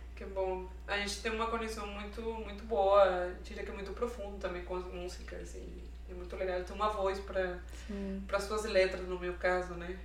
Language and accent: Portuguese; Venezuela; Portuguese is a second language; moved away as an adult; now in Brazil; eu sou venezuelana, tipo, tenho três anos morando aqui no Brasil